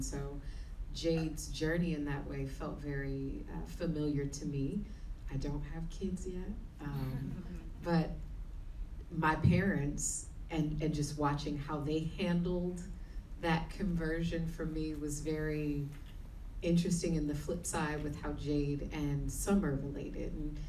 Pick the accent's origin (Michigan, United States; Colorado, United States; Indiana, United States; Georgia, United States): Michigan, United States; Detroit; growing up where I grew up in Detroit, Michigan, which is a very Christian city, as I would say.